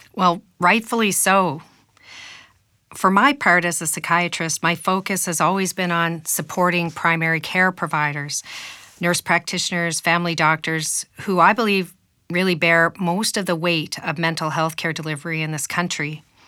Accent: Canada; as a Canadian

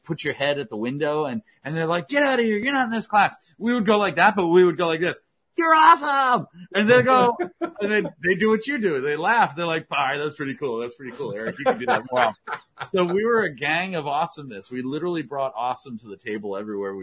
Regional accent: Potomac, Maryland, United States; I grew up in Washington, D.C. area in Potomac, Maryland

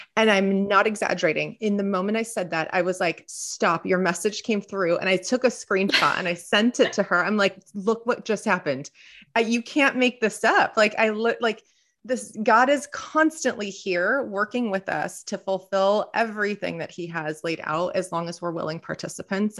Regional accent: Southern California, United States; born and raised in Southern California

